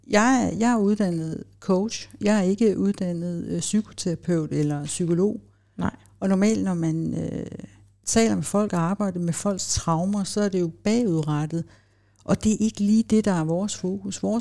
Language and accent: Danish; Copenhagen, Capital Region of Denmark, Denmark; Jeg voksede op i København, og folk tænker, ah, det er vist ikke rigtigt.